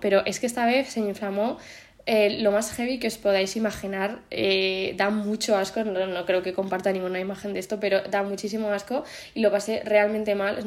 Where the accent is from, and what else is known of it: Spain